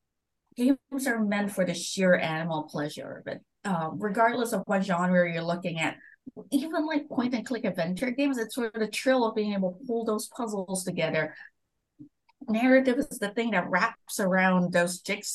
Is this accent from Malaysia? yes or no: yes; Malaysia; moved away; I grew up in Malaysia